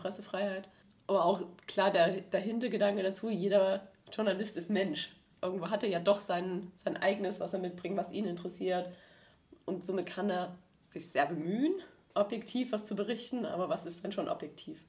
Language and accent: German; Erzgebirge, Saxony, Germany; now in Stuttgart, Germany; ich komme aus dem Erzgebirge